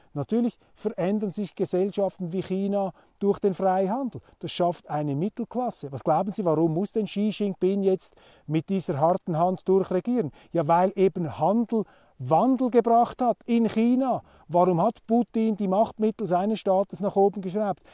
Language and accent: German; Switzerland; als Schweizer